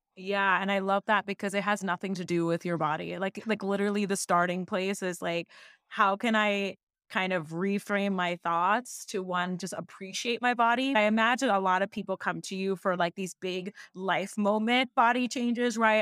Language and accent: English; Seattle, Washington, United States; I was born and raised in Seattle, Washington